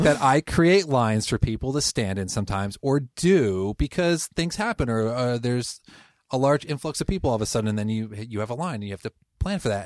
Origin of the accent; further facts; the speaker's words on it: Connecticut, United States; moved away as an adult; now in Portland, United States; I'm originally from Connecticut, moved here about twelve years ago